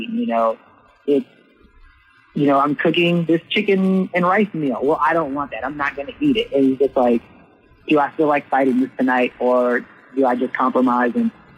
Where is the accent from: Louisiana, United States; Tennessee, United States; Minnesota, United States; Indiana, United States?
Louisiana, United States; New Orleans; I'm from Southern Louisiana, New Orleans, born and raised